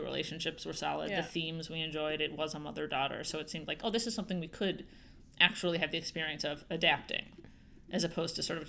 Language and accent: English; Chicago, Illinois, United States; I grew up in Chicago, and my grandparents lived in northern rural Michigan, and so that's where I would spend my summers.